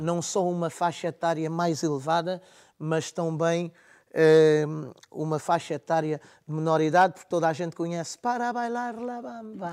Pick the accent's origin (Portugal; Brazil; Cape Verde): Portugal; Olhão, Algarve; accent: Algarve; eu sou natural de Olhão